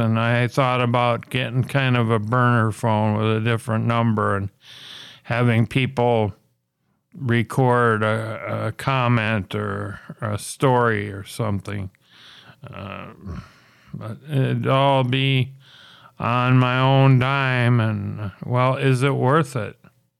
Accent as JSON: {"language": "English", "region": "Minnesota", "country": "United States", "said": "But it's even a lot better than my home state of Minneapolis"}